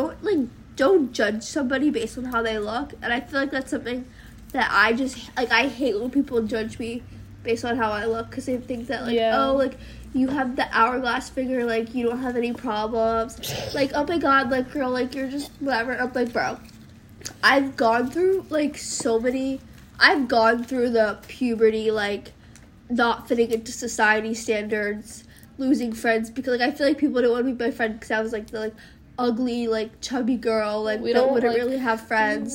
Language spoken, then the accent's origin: English; New York City, New York, United States; Growing up in New York